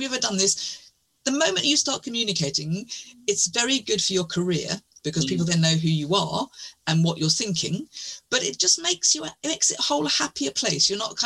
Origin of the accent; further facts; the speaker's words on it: United Kingdom; we're British